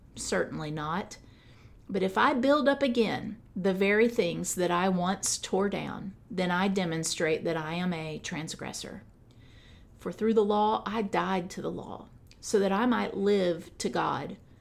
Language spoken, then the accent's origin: English; United States